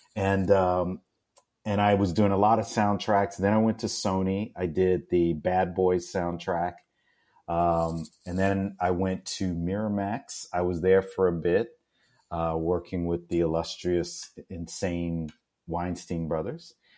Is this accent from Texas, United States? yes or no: yes; Houston, Texas, United States; I'm originally from Houston, Texas, and uh, growing up in the astronaut city